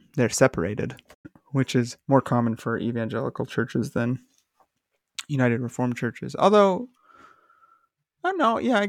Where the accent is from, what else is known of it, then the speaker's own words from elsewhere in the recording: Vancouver, British Columbia, Canada; And then but we're from Vancouver